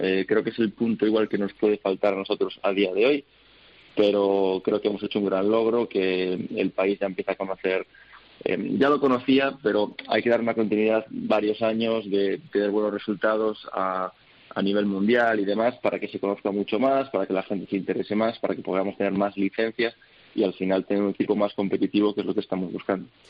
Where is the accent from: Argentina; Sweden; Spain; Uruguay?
Spain; Al final tengo doble nacionalidad, me siento americano, me siento español también